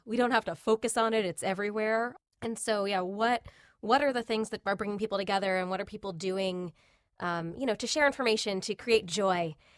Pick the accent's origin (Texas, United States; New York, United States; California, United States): New York, United States; Long Island; I grew up, uh, in a little town on Long Island